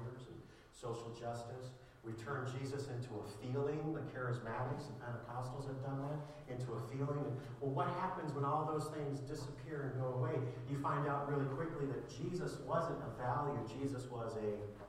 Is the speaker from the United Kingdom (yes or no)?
no; Ireland; As an Irishman